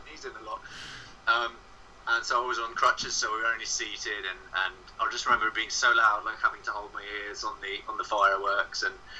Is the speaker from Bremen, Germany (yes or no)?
yes; Bremen, Germany; moved away as an adult; now in London, United Kingdom; I was growing up in a small village outside of a town called Bremen.